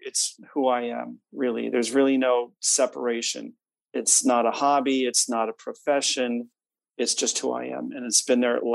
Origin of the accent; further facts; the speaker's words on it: Chicago, Illinois, United States; moved away as an adult; now in Boston, United States; I grew up in the Midwest, Chicago area, but went out to Boston to Berklee College of Music